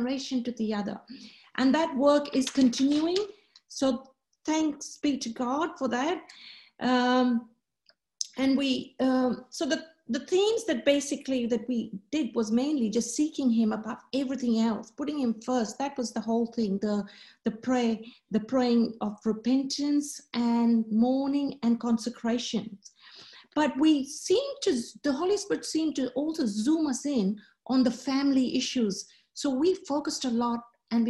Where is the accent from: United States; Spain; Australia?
Australia; I'm from Australia